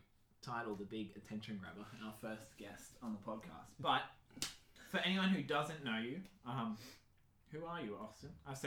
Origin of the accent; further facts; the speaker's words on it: Wagga Wagga, New South Wales, Australia; I'm from Wagga Wagga.